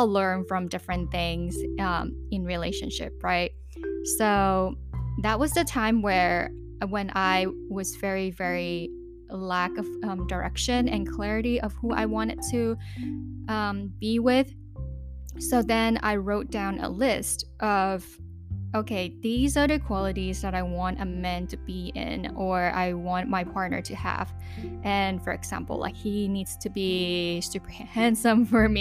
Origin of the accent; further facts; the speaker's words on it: Hong Kong; I lived born and raised in Hong Kong